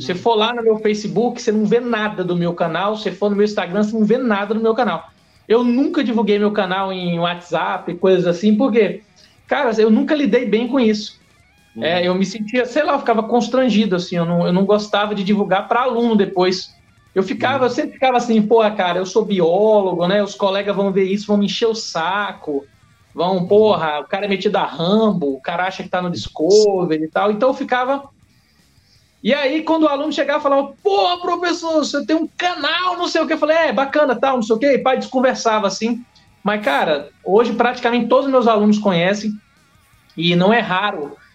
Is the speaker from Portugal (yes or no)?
no; Porto Velho, Rondônia, Brazil; also born or lived in Ceará; depois viemos para Rondônia, para Porto Velho. Né? Então, pô, eu tô aqui há 36 anos